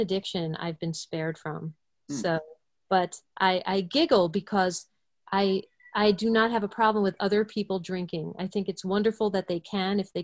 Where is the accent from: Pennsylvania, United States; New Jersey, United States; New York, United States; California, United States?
New York, United States; suburbs of New York City, United States; I am originally from New York. I grew up a conservative Jew in the suburbs of New York City